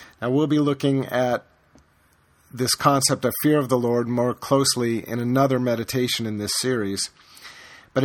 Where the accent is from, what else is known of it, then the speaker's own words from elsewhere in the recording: the American South, United States; I grew up in the American South